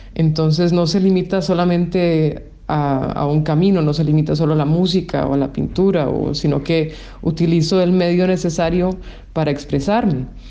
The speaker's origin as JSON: {"language": "Spanish", "country": "Costa Rica", "tie": "born or raised there", "moved": "as an adult", "said": "yo crecí y nací en Costa Rica"}